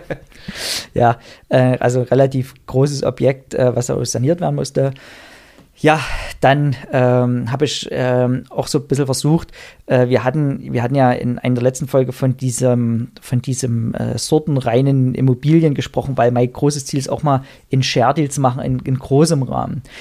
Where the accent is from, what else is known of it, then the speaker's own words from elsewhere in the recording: Erzgebirge, Saxony, Germany; in meiner Heimat im Erzgebirge